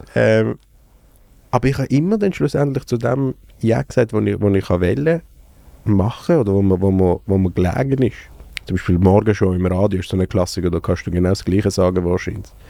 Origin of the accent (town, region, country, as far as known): Basel, Basel-Stadt, Switzerland; born or raised there